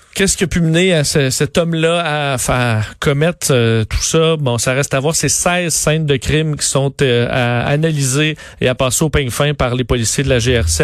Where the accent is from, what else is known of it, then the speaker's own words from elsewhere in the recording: Canada; chez nous au Canada